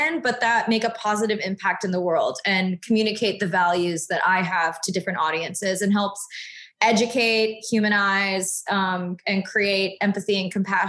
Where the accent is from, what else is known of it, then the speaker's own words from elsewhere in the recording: the South, United States; And then, you know, I grew up in the South where I'm usually the only Asian family on a military base.